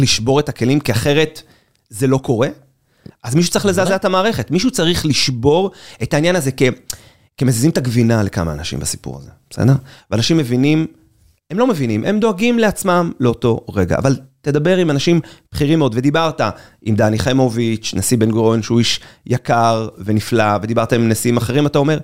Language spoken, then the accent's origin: Hebrew; Israel; אני ישראלי, אחרי צבא, שלא מבין כלום מהחיים שלו, עם אנגלית רצוצה.